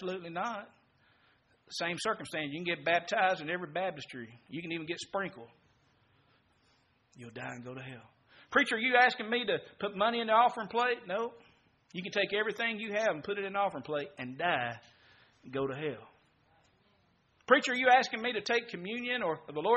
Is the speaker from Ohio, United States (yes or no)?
no; Mississippi, United States; I'm from Mississippi